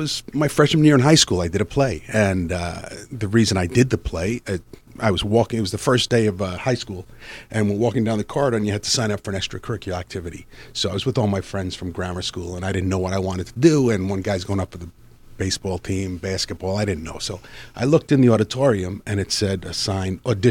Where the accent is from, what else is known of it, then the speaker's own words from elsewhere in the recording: New York City, New York, United States; moved away as an adult; now in Los Angeles, United States; I grew up in Queens